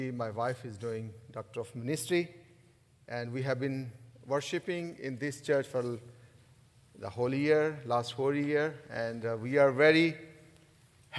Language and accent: English; Pakistan; English is a second language; moved away as an adult; serving the Lord in Pakistan.